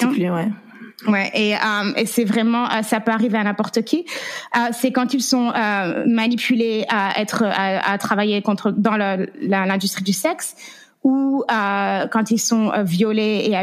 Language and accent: French; France; also born or lived in Las Vegas / California; now in Oklahoma, United States; je suis française. J'ai grandi en France. ça fait neuf ans que je suis aux États-Unis